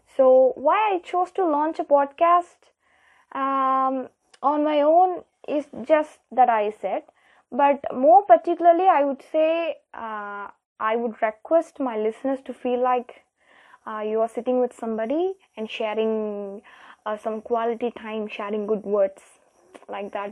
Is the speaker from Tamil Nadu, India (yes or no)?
yes; Tamil Nadu, India; I'm here from India, Tamil Nadu